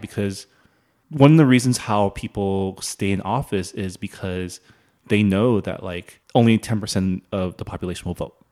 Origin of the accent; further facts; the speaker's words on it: San Gabriel Valley, California, United States; moved away as an adult; also born or lived in Canada; now in Washington, D.C., United States; I grew up in the San Gabriel Valley